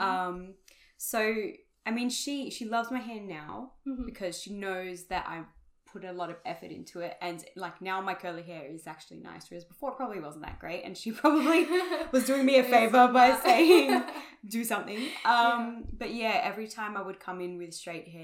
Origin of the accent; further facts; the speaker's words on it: Australia; taking on board like our Australian heritage as well, because mm-hmm. I mean we're Australian.